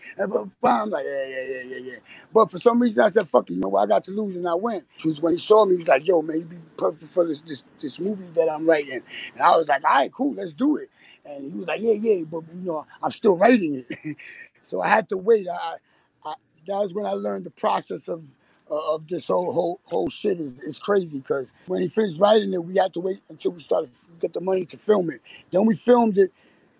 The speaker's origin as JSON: {"language": "English", "town": "Bronx", "region": "New York", "country": "United States", "tie": "born or raised there", "said": "I'm in the Bronx, BX."}